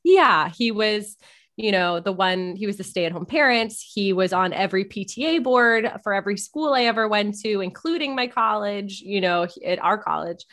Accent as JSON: {"language": "English", "town": "Malibu", "region": "California", "country": "United States", "tie": "born or raised there", "said": "I was born and raised in Malibu"}